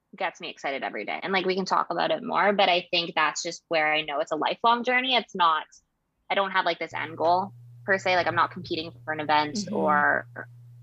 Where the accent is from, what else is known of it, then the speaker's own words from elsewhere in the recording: Vancouver, British Columbia, Canada; moved away as an adult; also born or lived in Toronto, Ontario; now in Kingston, Canada; I am from Vancouver, BC originally, now in what I call the East Coast, which is really the middle of Canada, but I moved to Toronto for school.